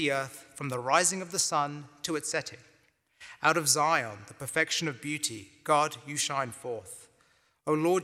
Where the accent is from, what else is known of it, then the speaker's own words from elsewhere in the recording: London, United Kingdom; moved away as an adult; also born or lived in Cambridge, England; now in Waco, United States; I was born and raised in London, England. So I call Northeast London my hometown.